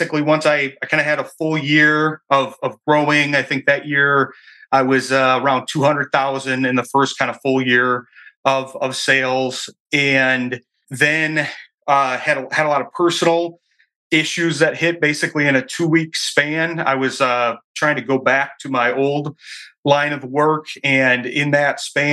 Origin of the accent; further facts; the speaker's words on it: Michigan, United States; moved away as an adult; I'm from Michigan here, returned to Michigan years ago